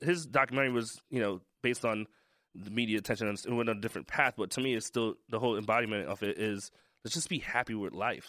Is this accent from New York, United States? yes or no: yes; New York City, New York, United States; I'm black from Brooklyn